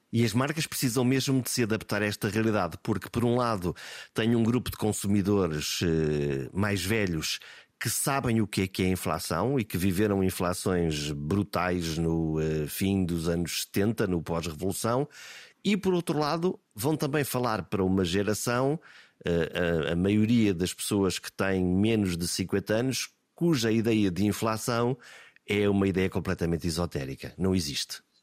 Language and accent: Portuguese; Portugal; aquilo que nós somos como portugueses